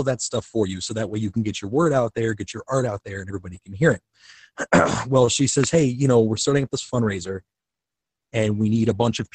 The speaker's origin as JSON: {"language": "English", "town": "Kenosha", "region": "Wisconsin", "country": "United States", "said": "I'm from Kenosha, Wisconsin, which is right outside of the Illinois, Wisconsin border."}